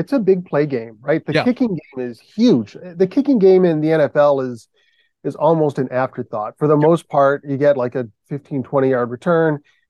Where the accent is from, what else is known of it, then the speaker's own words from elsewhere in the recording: Michigan, United States; I had a love for the Detroit Tigers when I was a boy growing up in Michigan.